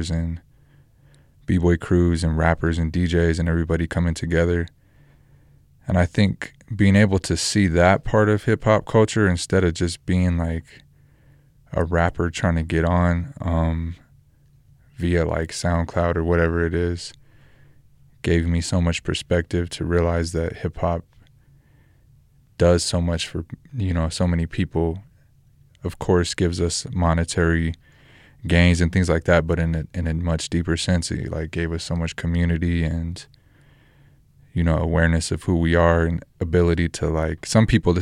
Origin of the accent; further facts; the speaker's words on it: Roswell, New Mexico, United States; also born or lived in Albuquerque, New Mexico; I'm from New Mexico, born in Roswell, lived in Albuquerque the last 10 years.